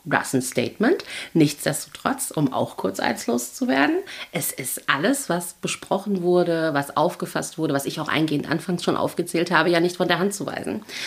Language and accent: German; Germany; als äh, Deutsche